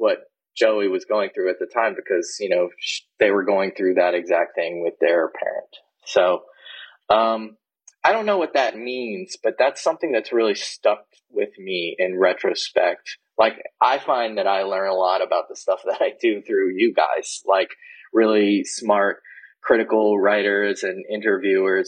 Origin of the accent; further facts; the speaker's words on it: New Orleans, Louisiana, United States; I grew up in the Deep South. I grew up in New Orleans